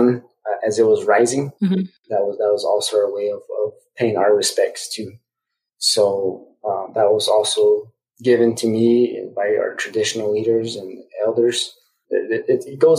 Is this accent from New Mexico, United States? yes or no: yes; Zia Pueblo, New Mexico, United States; I grew up on the Zia Pueblo Indian Reservation, was born and raised.